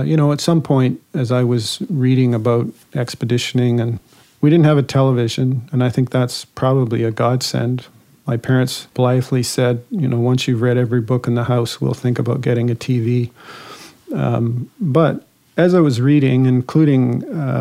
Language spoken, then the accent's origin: English; Guelph, Ontario, Canada; I was born in St. Joseph's Hospital in Guelph.